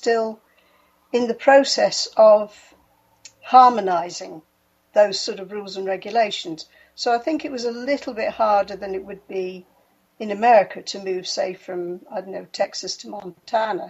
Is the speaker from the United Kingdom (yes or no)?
yes; United Kingdom; moved away as an adult; now in Sweden; I'm a Brit.